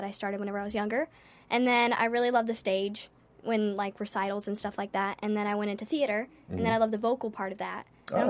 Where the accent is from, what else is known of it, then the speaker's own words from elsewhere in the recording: Dallas, Texas, United States; Well, I'm from Texas.